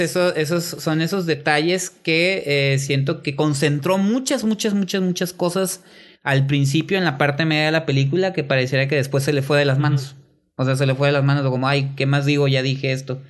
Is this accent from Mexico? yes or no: yes; Mexico; yo como mexicano veo películas mexicanas